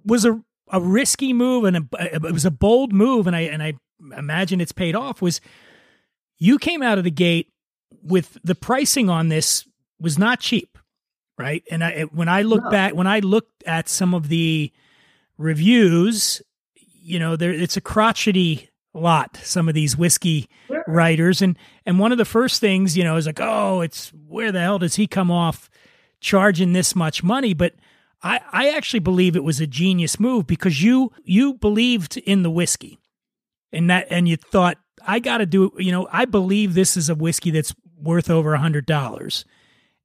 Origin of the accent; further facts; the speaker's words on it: Kentucky, United States; growing up in Kentucky